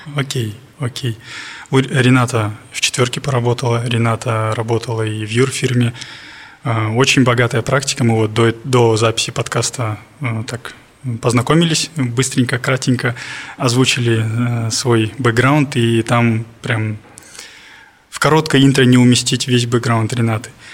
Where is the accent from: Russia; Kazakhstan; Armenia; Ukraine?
Kazakhstan; Almaty; я с Алматы